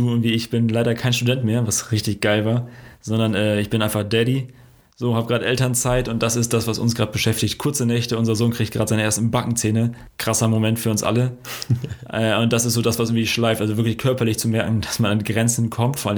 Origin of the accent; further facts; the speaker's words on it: Dortmund, North Rhine-Westphalia, Germany; Also, warum bist du Frankfurter, warum bin ich Dortmunder?